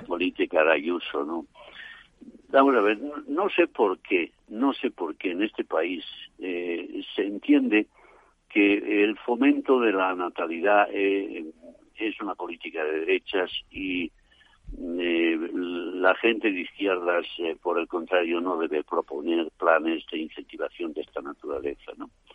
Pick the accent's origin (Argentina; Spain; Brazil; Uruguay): Spain; Asturias; moved away; mi tierra asturiana